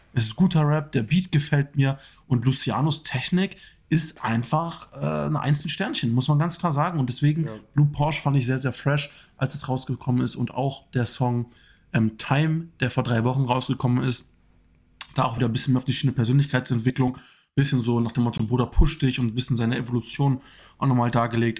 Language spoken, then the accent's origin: German; Germany; als Deutscher